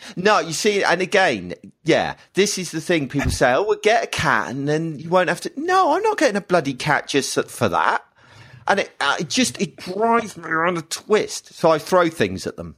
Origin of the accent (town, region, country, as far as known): United Kingdom